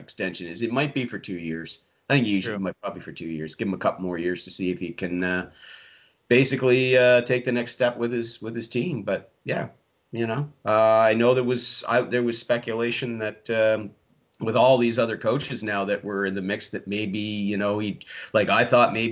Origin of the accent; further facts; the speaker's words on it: Yarmouth County, Nova Scotia, Canada; now in Prince Edward Island, Canada; I was born and raised in Yarmouth County, Nova Scotia, which is 7 hours away from here